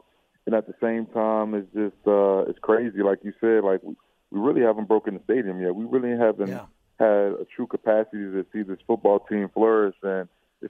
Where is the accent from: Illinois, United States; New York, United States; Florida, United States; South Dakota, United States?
Illinois, United States; Chicago; born there; also born or lived in Australia / Connecticut / Texas; Yeah, so I was born in Chicago, lived there for a couple of years, and my family, my dad's job, he worked for Procter & Gamble, moved us to Australia for about 5 years. And after that, we were in Connecticut for three, and then after Connecticut, we moved to Texas